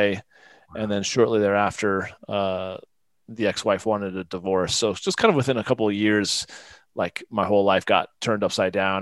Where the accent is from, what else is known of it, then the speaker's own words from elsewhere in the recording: Midwest, United States; also born or lived in Florida / Northeast US; now in Colorado, United States; we moved when I was like eight or nine to the Midwest, which is primarily where I lived the majority of my life. But I definitely, of course, it definitely shaped me in many regards. But I kind of grew up having a traditional, you know, blue collar, Midwestern, you know, childhood